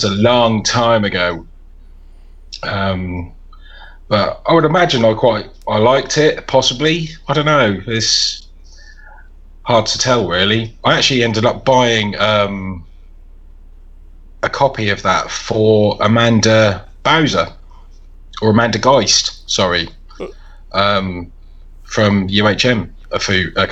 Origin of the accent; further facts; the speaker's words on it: England, United Kingdom; I'm English